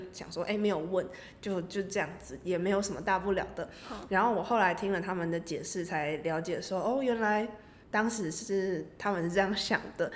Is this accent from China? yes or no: no; Taiwan; 我本身是台湾人，所以我过去之后等于是有三个文化的交流或是三个文化的冲击碰撞等等，包，就是我原生的台湾的文化